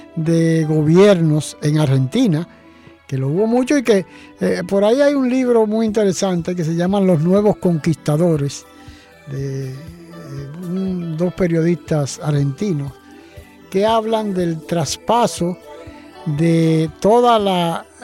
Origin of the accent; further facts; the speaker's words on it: Dominican Republic; aquí en nuestro país